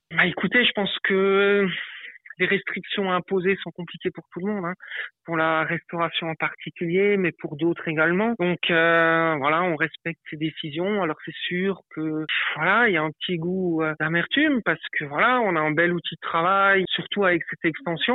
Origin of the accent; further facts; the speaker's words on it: Avolsheim, Grand Est, France; je suis originaire euh, d'Abolsheim, à côté de Molsheim